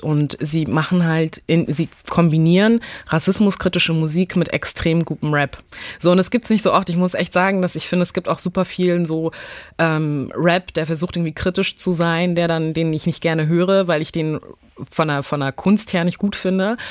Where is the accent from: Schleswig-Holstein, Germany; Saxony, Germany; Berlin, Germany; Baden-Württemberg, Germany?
Schleswig-Holstein, Germany; Neumünster; ich bin hier aufgewachsen, wie alle schleswig-holsteinischen Kids hier aufgewachsen sind